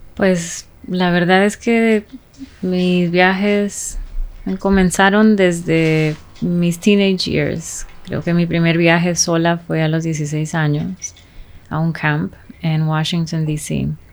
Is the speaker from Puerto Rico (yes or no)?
no; Honduras; creciendo en Honduras